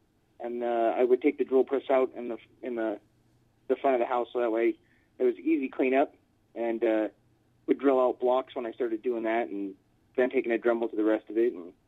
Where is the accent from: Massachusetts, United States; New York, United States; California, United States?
California, United States; San Bernardino; also born or lived in Pomona / Las Vegas; Well, I was born in Southern California in Pomona, and just right outside of L.A., and I moved to San Bernardino when I was a kid and lived out here for a few years.